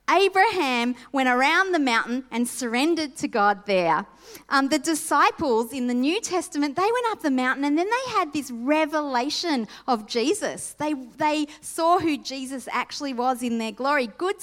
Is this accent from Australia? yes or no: yes; Sydney, New South Wales, Australia; When I grew up in Sydney, and the household that I grew up in, my mum had passed away when I was 2